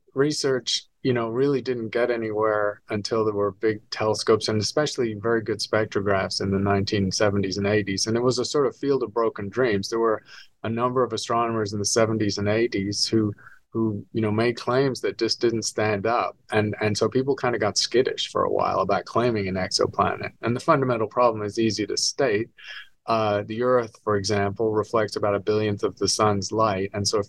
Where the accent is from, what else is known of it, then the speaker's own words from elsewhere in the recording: England, United Kingdom; moved away as an adult; also born or lived in Edinburgh / London / New York; now in Arizona, United States; I'm a Scot. I was born in Edinburgh, raised in England and London and New York, and eventually moved to the States because there are not many stars visible in Britain.